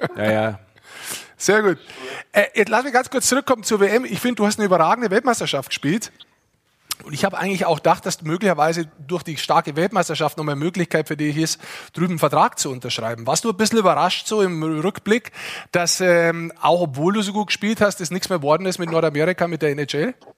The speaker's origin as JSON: {"language": "German", "region": "Lower Bavaria", "country": "Germany", "said": "ich bin Niederbayer, wir sind Niederbayern"}